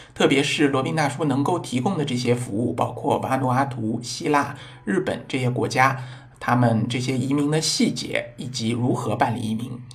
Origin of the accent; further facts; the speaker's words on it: China; 我们中国人